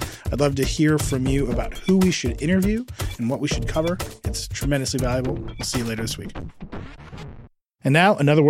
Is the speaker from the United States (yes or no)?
yes; Midwest, United States; and that to me is like I'm still from the Midwest, right? Like, that feeling is still there.